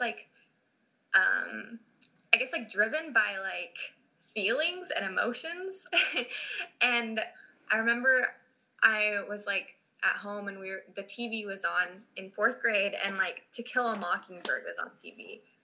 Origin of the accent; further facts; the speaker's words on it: Utah, United States; moved away as an adult; now in Cincinnati, United States; I grew up in Utah